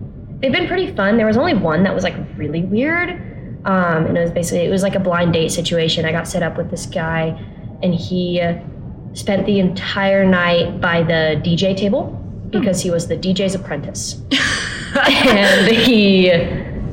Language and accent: English; Portland, Oregon, United States; moved away as an adult; now in Utah, United States; I'm from Portland, Oregon, so I am from out of state